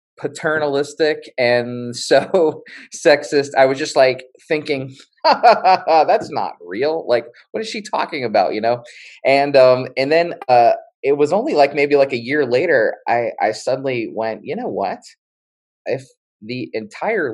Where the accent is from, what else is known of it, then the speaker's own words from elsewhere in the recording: West Virginia, United States; I grew up in West Virginia